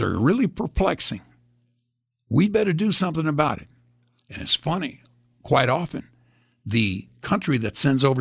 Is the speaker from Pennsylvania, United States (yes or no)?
no; Indianapolis, Indiana, United States; also born or lived in Greece; And we got placed in Indianapolis, Indiana.